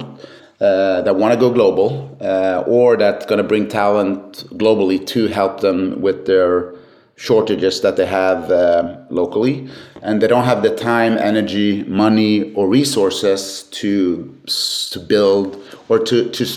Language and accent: English; Sweden; born and raised in Sweden